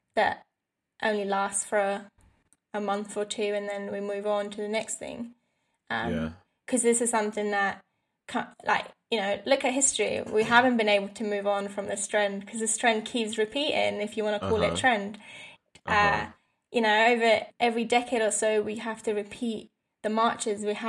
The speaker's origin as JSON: {"language": "English", "region": "London", "country": "United Kingdom", "tie": "born or raised there", "said": "as a white female growing up in London"}